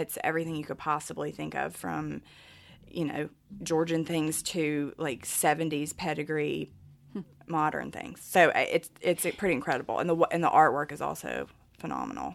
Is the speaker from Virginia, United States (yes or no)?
yes; Martinsville, Virginia, United States; accent: thick Southern; when I was growing up in Martinsville